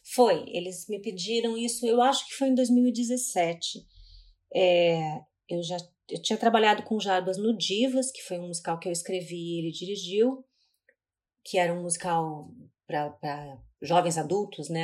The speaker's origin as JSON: {"language": "Portuguese", "town": "Curitiba", "region": "Paraná", "country": "Brazil", "tie": "born or raised there", "moved": "yes", "lives_now": "São Paulo, Brazil", "said": "eu sou de Curitiba, eu vivi boa parte da minha vida lá"}